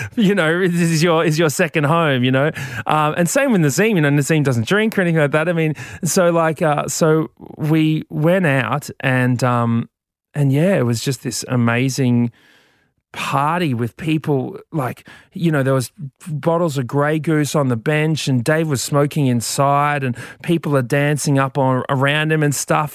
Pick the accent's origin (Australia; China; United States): Australia; Brisbane, Queensland